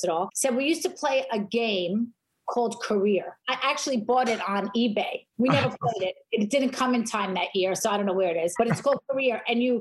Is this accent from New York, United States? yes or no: yes; Woodmere, New York, United States; I grew up in Woodmere, Long Island, the five towns.